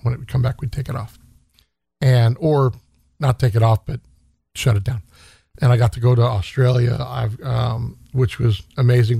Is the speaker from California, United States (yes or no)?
yes; Stockton, California, United States; now in Sacramento, United States; I grew up in Stockton